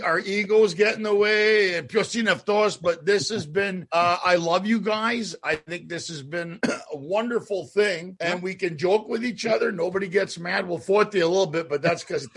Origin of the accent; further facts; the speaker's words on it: Ottawa, Ontario, Canada; also born or lived in Montreal / Sparta; now in Los Angeles, United States; I grew up in Ottawa